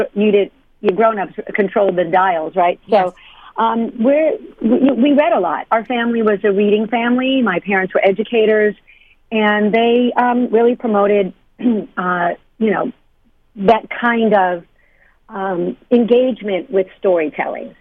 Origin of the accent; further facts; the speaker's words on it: New York, United States; moved away; I came from New York, and um, back in when I grew up, uh, first of all, in New York